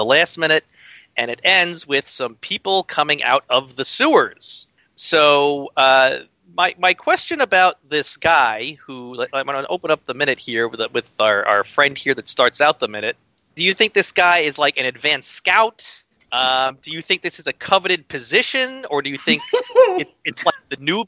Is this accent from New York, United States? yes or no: yes; New York, United States; as a New Yorker